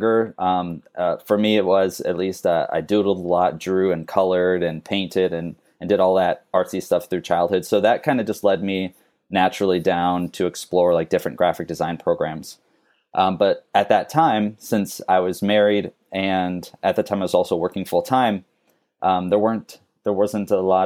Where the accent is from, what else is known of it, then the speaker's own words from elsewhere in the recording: Phoenix, Arizona, United States; moved away as an adult; also born or lived in Wisconsin / Minnesota; now in Savannah, United States; My parents moved to Phoenix, Arizona when I was 4, and I grew up there. I was raised there, lived there until high school